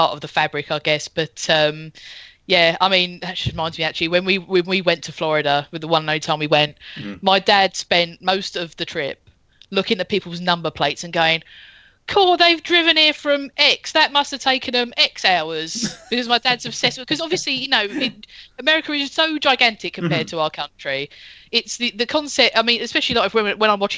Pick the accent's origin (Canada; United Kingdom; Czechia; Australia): United Kingdom; London; a grumpy London bag